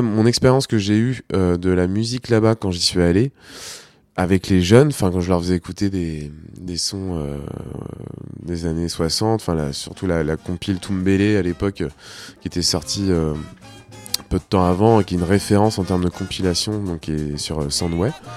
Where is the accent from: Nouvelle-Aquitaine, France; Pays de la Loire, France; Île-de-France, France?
Pays de la Loire, France; Nantes; et ici, en métropole, bah, moi je suis né ici, mais on me dit souvent, bah tu viens d'où bah, Moi je viens de Nantes